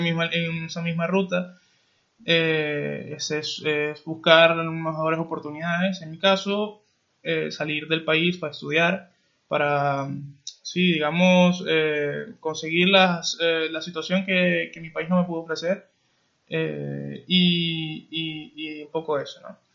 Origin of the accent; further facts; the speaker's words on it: Venezuela; moved away; Los dos somos venezolanos, eh, hemos salido de, nuestro país